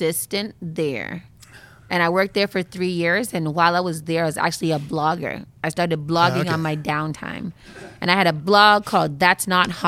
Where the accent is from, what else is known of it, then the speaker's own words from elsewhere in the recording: Boston, Massachusetts, United States; also born or lived in Berrien Springs, Michigan; Born and raised in Boston